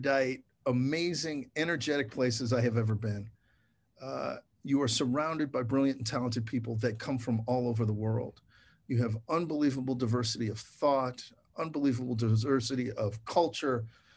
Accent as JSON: {"language": "English", "town": "Chicago", "region": "Illinois", "country": "United States", "tie": "born or raised there", "also_born_or_lived": "East Coast", "moved": "as an adult", "lives_now": "Ann Arbor, United States", "said": "I grew up in Chicago, went to Yale undergrad, spent so much time on the East Coast"}